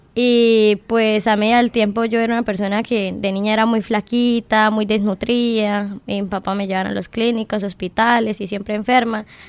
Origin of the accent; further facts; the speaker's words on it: Bucaramanga, Santander, Colombia; also born or lived in Girón, Santander / Lebrija, Santander; Soy nacida en Bucaramanga, criada en Girón, Bucaramanga y Lebrija